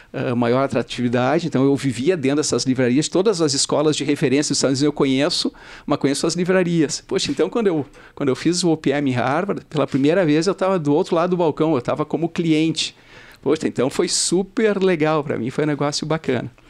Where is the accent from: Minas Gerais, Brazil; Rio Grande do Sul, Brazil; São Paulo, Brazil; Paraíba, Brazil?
Rio Grande do Sul, Brazil; Porto Alegre; eu nasci, cresci em Porto Alegre